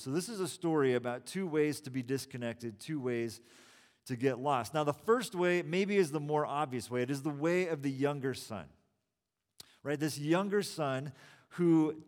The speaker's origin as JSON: {"language": "English", "region": "California", "country": "United States", "also_born_or_lived": "Boston / Bay Area", "said": "I was from California"}